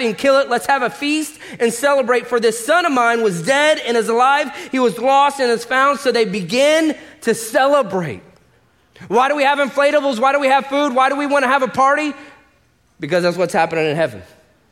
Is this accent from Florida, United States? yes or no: yes; Orlando, Florida, United States; moved away as an adult; also born or lived in Los Angeles / Atlanta; I was born and raised here in Orlando